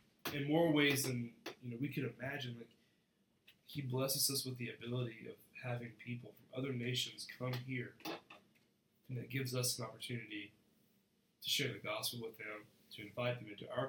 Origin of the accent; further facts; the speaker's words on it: United States; I'm proud to be an American